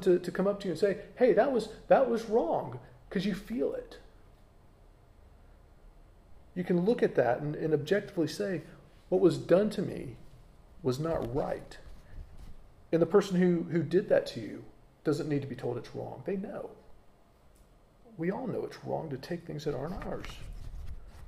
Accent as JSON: {"language": "English", "country": "United States", "accent": "American", "moved": "as an adult", "lives_now": "United Kingdom", "said": "there are habits that I have as an American that I probably will never change, even though I'm now a British citizen. You know, there's things about me that will always mark me out as being from America. You know, I can't change my accent."}